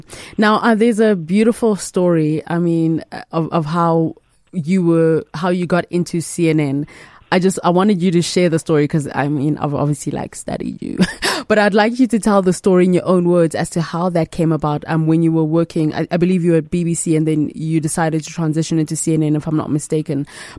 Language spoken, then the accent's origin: English; Uganda; also born or lived in Nigeria; Because, you know, in my head, I'm also Nigerian. I'm Ugandan / Nigerian.